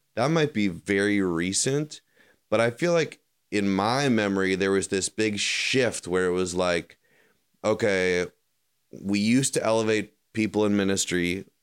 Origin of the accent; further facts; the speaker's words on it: Chicago suburbs, Illinois, United States; now in Kentucky, United States; I grew up in the Chicago suburbs